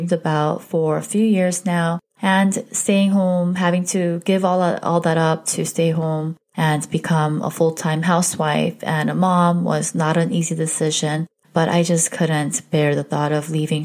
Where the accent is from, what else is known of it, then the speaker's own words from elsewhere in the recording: Southern California, United States; also born or lived in South Korea; I currently reside in Southern California. I was born in South Korea. I came here as a young kid, and ever since then, I've lived in different parts of SoCal